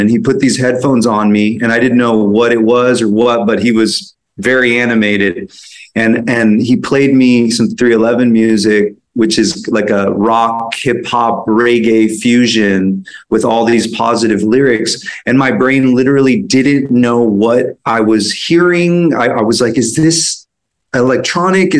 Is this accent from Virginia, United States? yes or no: no; San Francisco, California, United States; I grew up in San Francisco